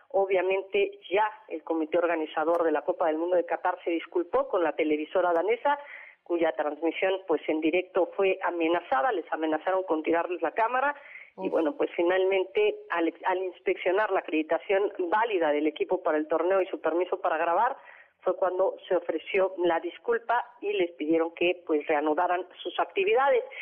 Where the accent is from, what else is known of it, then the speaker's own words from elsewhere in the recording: Mexico; Somos mexicanos y somos guerreros.